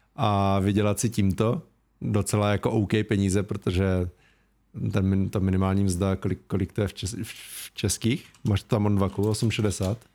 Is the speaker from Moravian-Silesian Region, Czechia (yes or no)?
yes; Ostrava, Moravian-Silesian Region, Czechia; accent: Ostrava dialect; když třeba mluvím s tebou, tak nemluvím tak ostravsky